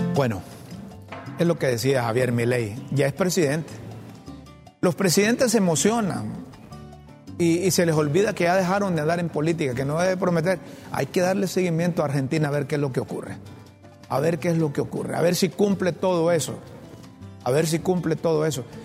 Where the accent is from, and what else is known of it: Honduras